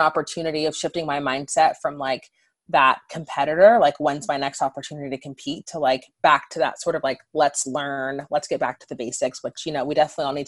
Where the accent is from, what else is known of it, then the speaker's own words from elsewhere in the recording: Southern California, United States; moved away as an adult; also born or lived in Seattle; where I grew up in Southern California